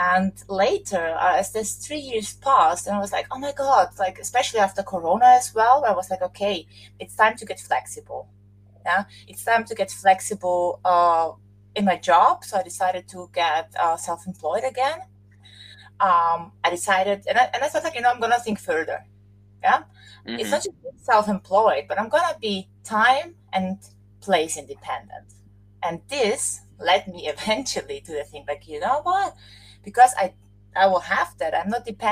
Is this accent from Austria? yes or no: yes; Austria; moved away; I'm Austrian. I have a Serbian Slovakian background, so I'm from Europe